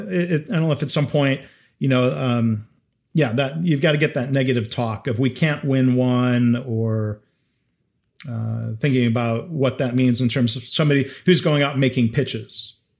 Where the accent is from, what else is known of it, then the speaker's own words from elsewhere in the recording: Dayton, Ohio, United States; born in Dayton